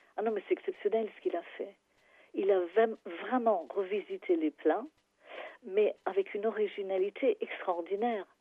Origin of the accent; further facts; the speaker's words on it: England, United Kingdom; French is a second language; moved away as an adult; now in Paris, France; je suis anglaise